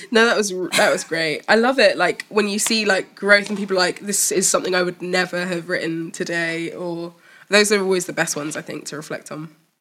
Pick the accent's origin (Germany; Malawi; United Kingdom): Malawi; I'm from Malawi